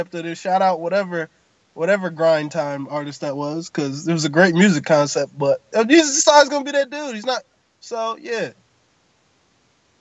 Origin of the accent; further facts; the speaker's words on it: United States; I'm from America